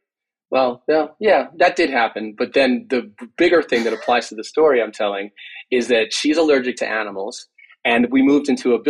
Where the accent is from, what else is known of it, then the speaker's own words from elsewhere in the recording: Long Island, New York, United States; Growing up in Long Island, my parents came here in, let's see, I don't know, sometime, late 60s, early 70s. I was born after that and grew up around dogs